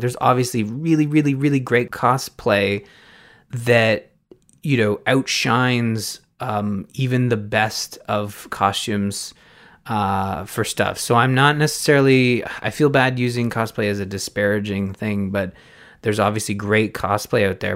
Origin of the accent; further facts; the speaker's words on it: Canada; as a Canadian